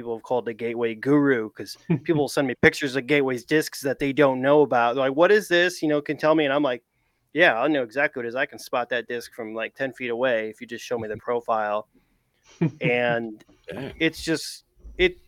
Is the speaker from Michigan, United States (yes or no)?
yes; Grand Rapids, Michigan, United States; moved away as an adult; now in St. Louis, United States; came to Grand Rapids, my hometown.